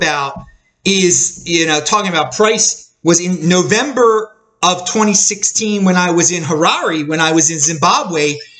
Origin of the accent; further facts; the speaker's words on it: Baltimore, Maryland, United States; I'm from the United States. I'm from Baltimore, Maryland, in the United States.